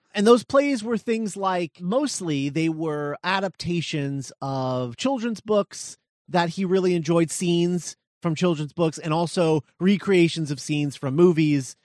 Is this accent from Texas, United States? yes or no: yes; Texas, United States; as a fellow Texan